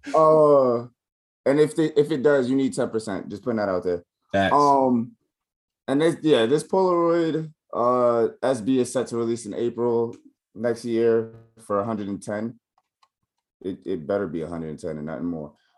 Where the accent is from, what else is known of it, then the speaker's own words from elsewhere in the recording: New York, United States; I'm from New York, I rep New York